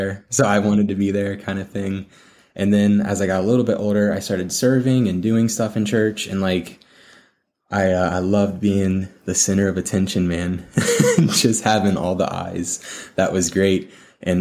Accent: Columbus, Ohio, United States; Columbus. Columbus, Ohio

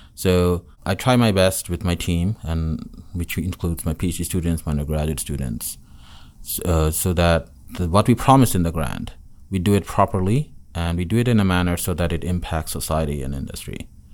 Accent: Dhaka, Dhaka Division, Bangladesh; moved away as an adult; also born or lived in Chittagong / Connecticut / North Carolina; now in Auburn, United States; I'm from the capital city in Dhaka

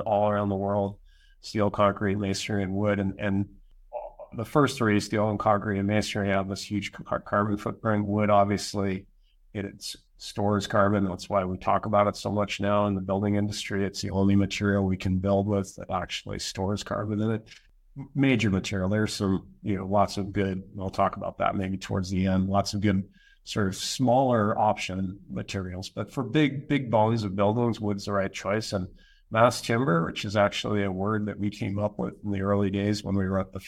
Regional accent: Western Canada, Canada; also born or lived in United States; I'm Canadian. I'm up here in Western Canada.

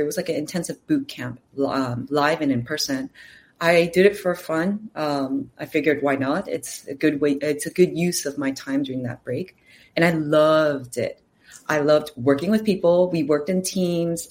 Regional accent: California, United States; also born or lived in Los Angeles; now in New York City, United States; I am from California, so I have family here

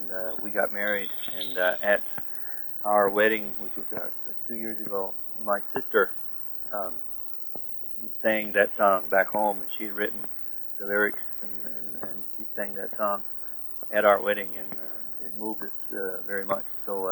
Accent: Newfoundland and Labrador, Canada; I think as a Newfoundlander, which, I was born on the Southwest Coast.

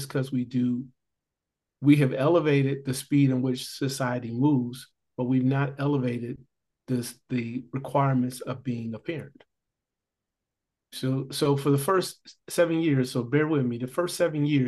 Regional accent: Gary, Indiana, United States; I grew up in Gary, Indiana.

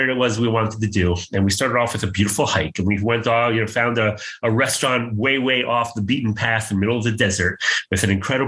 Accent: United States; accent: American; moved away as an adult; now in Israel; my American accent

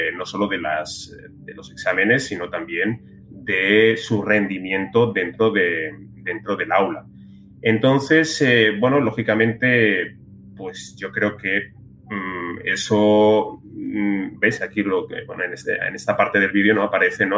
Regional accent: Spain

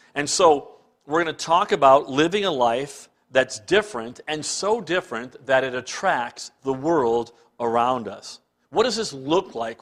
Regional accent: Cleveland, Ohio, United States; moved away as an adult; now in Canada; growing up in Cleveland

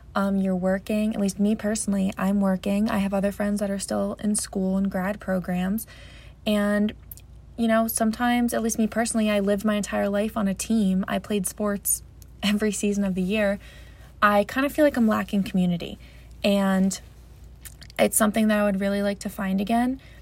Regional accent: New Jersey, United States; I am 22 years old, I'm from New Jersey.

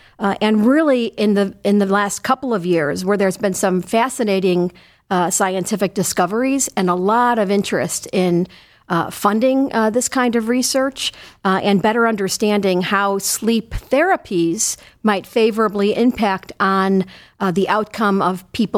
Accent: Chicago, Illinois, United States; Well, I'm originally from Chicago, and I did my medical school training and my neurology residency there.

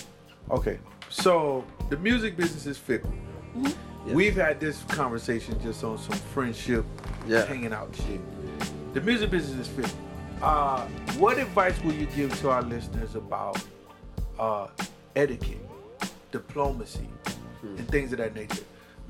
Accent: South Carolina, United States; I'm from South Carolina.

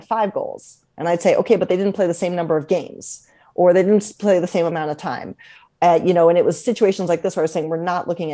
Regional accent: Columbus, Ohio, United States; moved away; also born or lived in Washington, D.C.; So I grew up in Columbus, Ohio, and back then there was no hockey

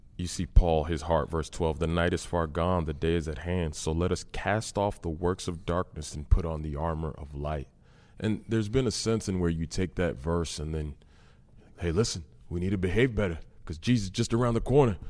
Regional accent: Massachusetts, United States; I grew up in Massachusetts

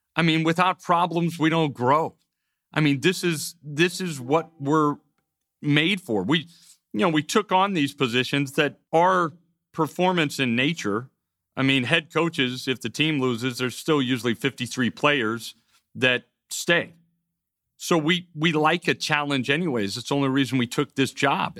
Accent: United States; as an American society

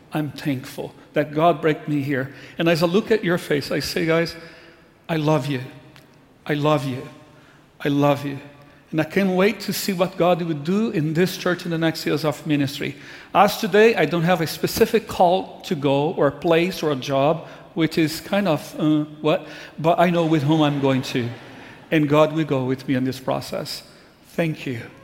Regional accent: Brazil; moved away as an adult; I grew up in Brazil.

